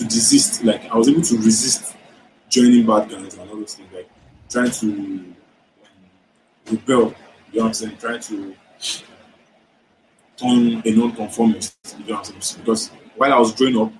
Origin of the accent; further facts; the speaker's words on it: Ibadan, Oyo, Nigeria; now in Lagos, Nigeria; I was raised in Ibadan